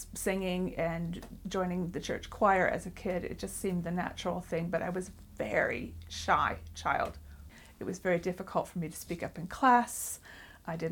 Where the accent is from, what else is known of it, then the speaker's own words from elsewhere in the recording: United States; now in England; I'm not originally from England. I grew up in the United States